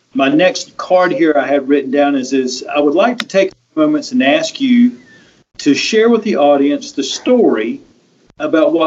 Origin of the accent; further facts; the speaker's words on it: North Carolina, United States; I'm from North Carolina